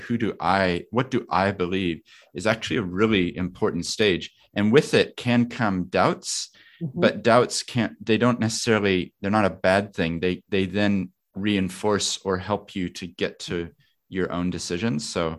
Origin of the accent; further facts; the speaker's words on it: New Zealand; also born or lived in Japan; I was telling them I'm from New Zealand